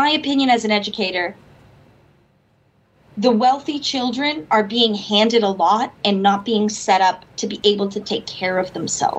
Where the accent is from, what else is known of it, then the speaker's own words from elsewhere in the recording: Boston, Massachusetts, United States; I'm from Boston.